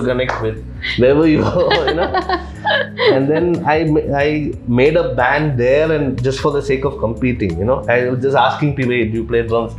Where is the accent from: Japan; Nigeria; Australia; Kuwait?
Kuwait; This whole third culture thing of being born and brought up in Kuwait and not really identifying with any, whether it was Chennai or Kerala.